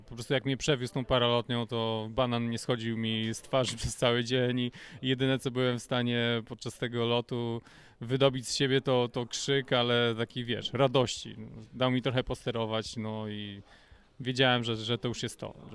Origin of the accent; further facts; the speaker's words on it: Gogolin, Opole Voivodeship, Poland; moved away as an adult; also born or lived in Kraków; do Gogolina, do mojego rodzinnego miasta